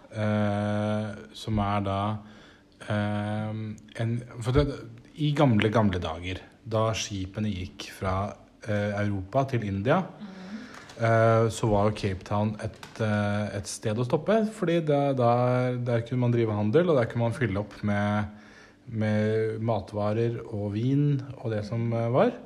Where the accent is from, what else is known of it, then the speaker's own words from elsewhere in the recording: Nesodden, Akershus, Norway; Det kaller vi for dragegrass hjemme på Nesodden